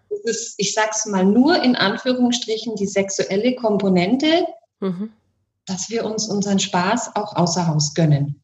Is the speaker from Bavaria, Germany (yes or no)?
yes; Bavaria, Germany; bei uns in Bayern